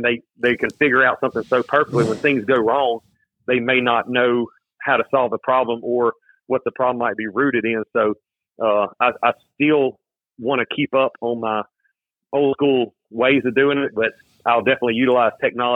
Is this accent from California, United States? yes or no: no; Louisiana, United States; I come from Louisiana and the land of Mirage